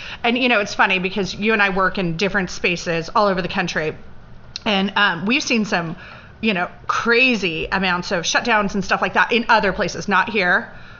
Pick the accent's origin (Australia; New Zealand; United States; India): United States; San Francisco Bay Area, California; also born or lived in Oahu, Hawaii / Laramie, Wyoming / Maui, Hawaii; now in Hilton Head Island, United States; this is actually my 22nd year on Hilton Head. I graduated, I had born in Hawaii, raised in the San Francisco Bay Area, graduated from the University of Wyoming in Laramie, Wyoming.